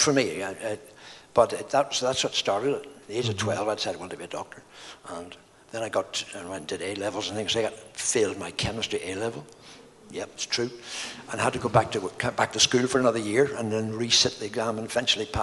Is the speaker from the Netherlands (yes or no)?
no; Bangor, Northern Ireland, United Kingdom; I grew up in Bangor